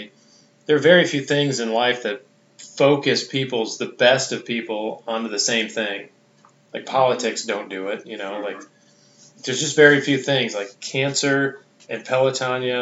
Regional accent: Midwest, United States; I'm from the Midwest, but Ohio's quite a ways from Iowa

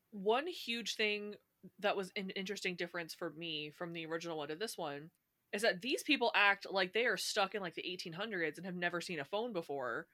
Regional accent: Indiana, United States; I'm from Indiana, right? But yeah. there are tons of people in Indiana that have like a southern accent, which I don't have

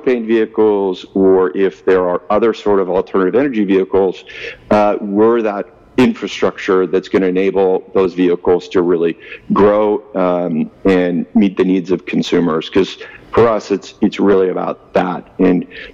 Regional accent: Ottawa, Ontario, Canada; moved away as an adult; also born or lived in Toronto / Kingston, Canada / California; now in Vancouver, Canada; I am a Canadian. I grew up in actually Ottawa and a little bit of parts of Toronto.

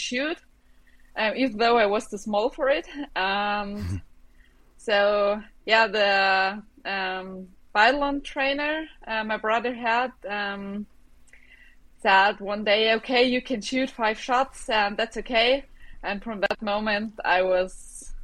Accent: Bavaria, Germany; English is a second language; I grew up in Bavaria in a small village, surrounded by mountains and a little lake

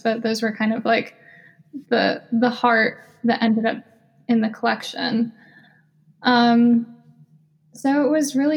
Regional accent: United States; Me and my sisters were born and raised in the United States.

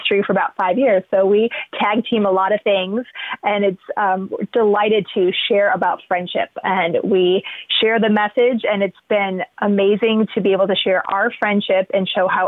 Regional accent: Indiana, United States; moved away as an adult; now in Columbus, United States; I'm from Indiana originally

